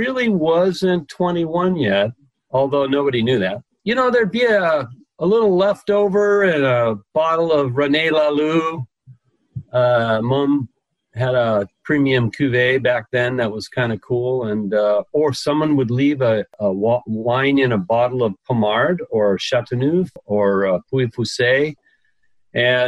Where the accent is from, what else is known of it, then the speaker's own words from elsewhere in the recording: Las Vegas, Nevada, United States; moved away as an adult; also born or lived in Hawaii; now in California, United States; when I was growing up in Las Vegas back in the 60s and 70s